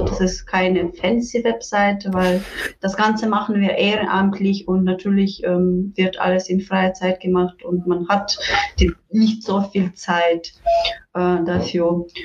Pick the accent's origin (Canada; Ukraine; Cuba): Ukraine; Western Ukraine; German is a second language; Äh, ursprünglich komme ich aus der Westen der Ukraine